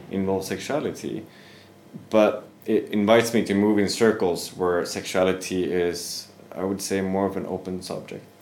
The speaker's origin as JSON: {"language": "English", "country": "Sweden", "said": "I am originally from Sweden."}